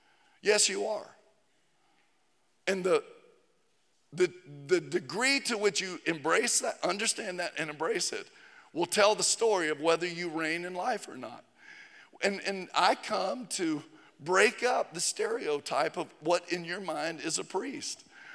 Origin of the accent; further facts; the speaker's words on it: Georgia, United States; also born or lived in Tennessee; I'm from Tennessee. I grew up in North Georgia.